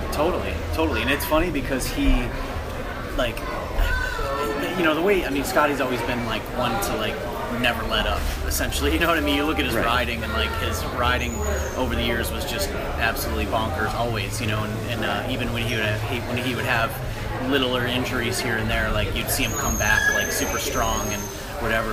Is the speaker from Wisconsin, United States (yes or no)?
yes; Wisconsin, United States; moved away as an adult; also born or lived in Chicago, Illinois; now in Maryland, United States; I love Wisconsin to death. Like the uh, the people are amazing. It's, it was a great place to grow up